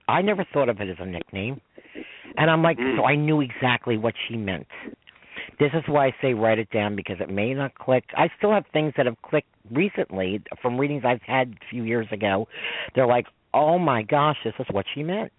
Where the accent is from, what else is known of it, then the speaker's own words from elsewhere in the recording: New York, United States; I'm a New Yorker